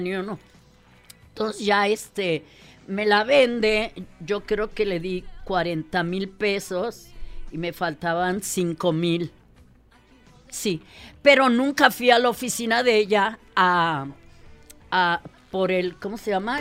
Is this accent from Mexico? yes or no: yes; Mexico; sí soy mexicana, pero habla raro